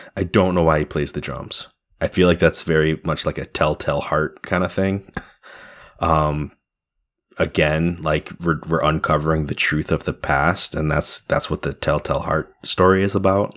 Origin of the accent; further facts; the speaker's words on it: New York, United States; we're all New Yorkers of a kind